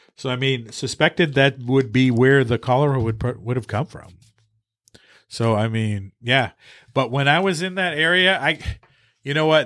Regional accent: Maine, United States; We're from Maine

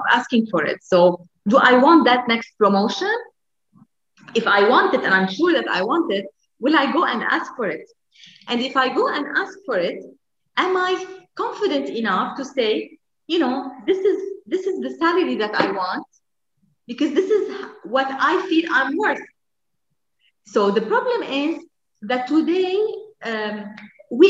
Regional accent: Lebanon; moved away; in Lebanon, my home country

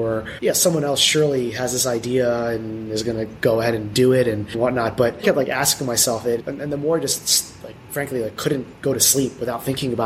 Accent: United States; I'm Filipino American

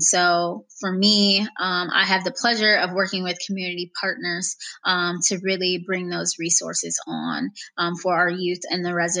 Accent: Alliance, Ohio, United States; also born or lived in Canton, Ohio; I was technically born in Canton. And I grew up, in the southeast side, actually. So, in Highland Park, also known as HP, as most people will call it. And so I was there until I was about 8 years old, until my family actually took me over to Alliance. And so I grew up in Alliance.

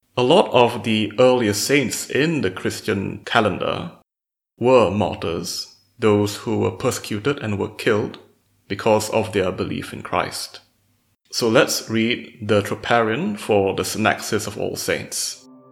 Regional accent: Malaysia; I am a mathematician from Malaysia.

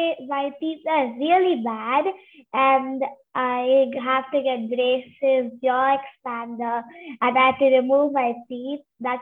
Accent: Bangalore, Karnataka, India; I am 9 years old and I am from India, Bangalore.

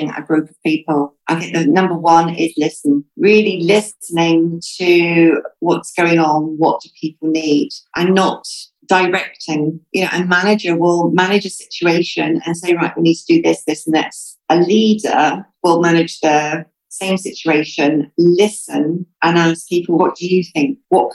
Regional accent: United Kingdom; now in United Arab Emirates; I'm British.

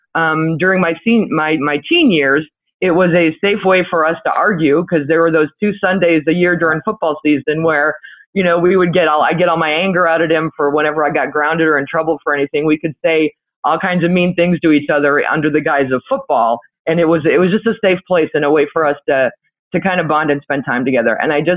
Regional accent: Cleveland, Ohio, United States; also born or lived in California; So, I was born in California. My parents are from Pittsburgh. My father was a huge Steelers fan, to my ever living shame. And we moved around three or four times. We moved to Cleveland when I was 9, a month before my 9th birthday.

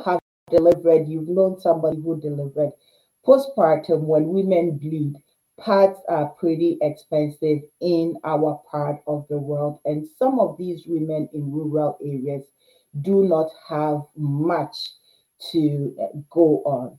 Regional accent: Ghana; now in Canada; as a Ghanaian Canadian

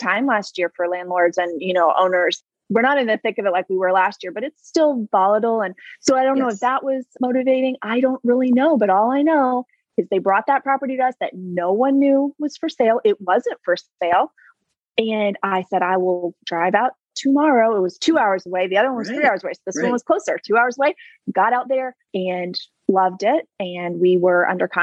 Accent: South Carolina, United States; I'm from South Carolina

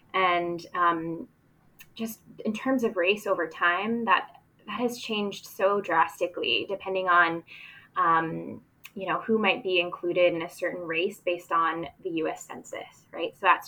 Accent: New Jersey, United States; now in Philadelphia, United States; am a second generation Chinese American. I also identify as mixed race or biracial. I'm originally from New Jersey, though I call Philadelphia home.

